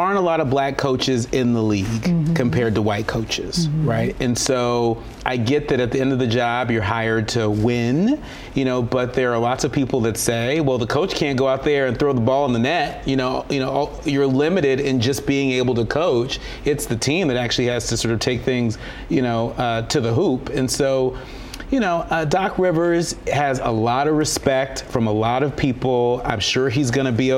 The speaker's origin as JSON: {"language": "English", "region": "California", "country": "United States", "said": "I'm from California"}